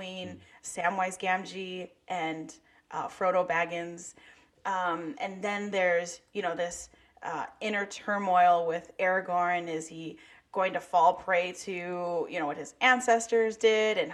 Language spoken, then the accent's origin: English; Chicago, Illinois, United States; I'm also from Chicago, born and raised